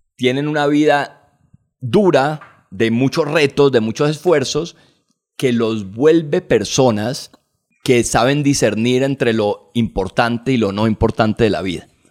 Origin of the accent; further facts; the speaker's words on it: Colombia; Como colombianos